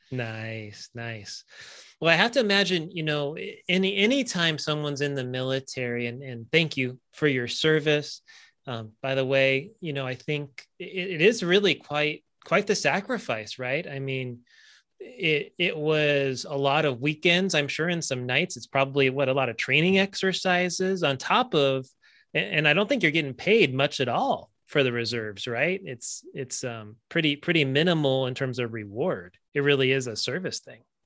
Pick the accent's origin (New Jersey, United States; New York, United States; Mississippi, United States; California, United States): California, United States; I grew up in California.